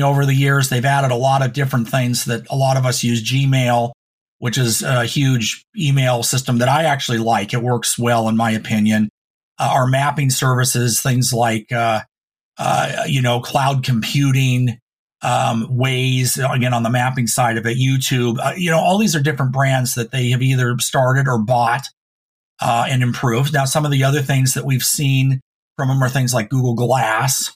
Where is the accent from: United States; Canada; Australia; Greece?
United States; Reno, Nevada; now in Oregon, United States; when I grew up in Reno, I went to McQueen